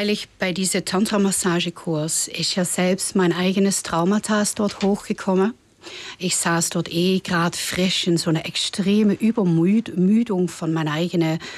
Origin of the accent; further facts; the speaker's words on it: Netherlands; German is a second language; ich meine, ich komme aus den Niederlanden. Ich bin sehr experimentierfreudig